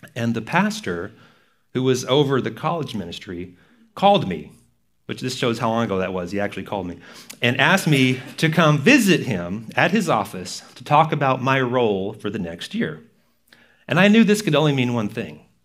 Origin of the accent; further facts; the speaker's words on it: Texas, United States; moved away; I'm from Texas, where NASCAR is a big deal